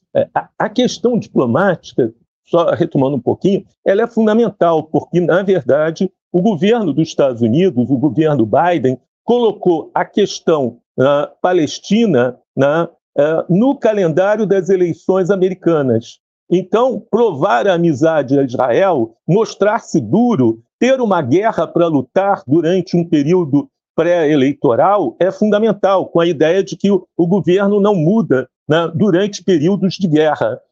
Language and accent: Portuguese; Brazil; Mas somos brasileiros, estávamos no Brasil